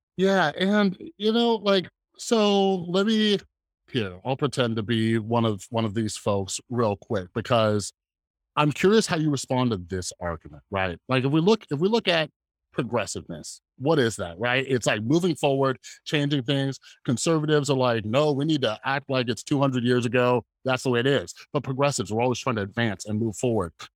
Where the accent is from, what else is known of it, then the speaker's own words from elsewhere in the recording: Las Vegas, Nevada, United States; I grew up here in Las Vegas around a ton of Mormons